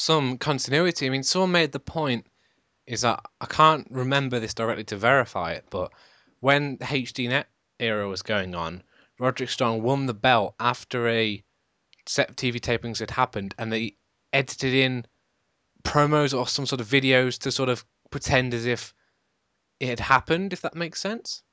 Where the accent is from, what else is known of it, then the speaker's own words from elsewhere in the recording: United Kingdom; I'm British